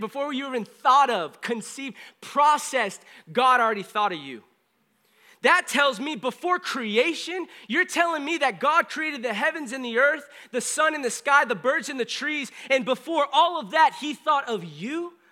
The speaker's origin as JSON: {"language": "English", "region": "California", "country": "United States", "also_born_or_lived": "Springfield, Missouri", "said": "I was from California"}